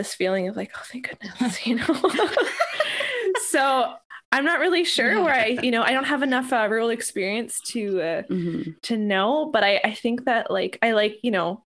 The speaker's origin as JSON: {"language": "English", "town": "Winnipeg", "region": "Manitoba", "country": "Canada", "tie": "born or raised there", "moved": "yes", "lives_now": "Toronto, Canada", "said": "I grew up in Winnipeg, and then I moved to Toronto"}